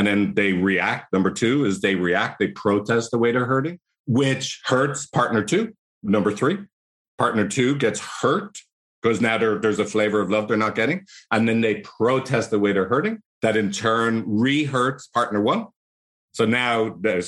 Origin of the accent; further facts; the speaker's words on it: Ireland; accent: Irish; my annoying Irish accent